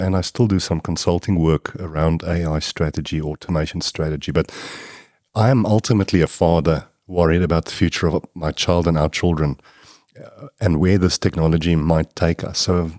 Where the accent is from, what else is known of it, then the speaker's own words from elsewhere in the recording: Kempton Park, Gauteng, South Africa; I was born in Kempton Park and I grew up there.